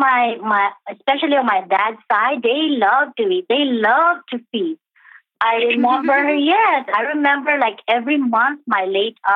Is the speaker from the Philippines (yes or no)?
yes; Philippines; I was born and raised in the Philippines in the 60s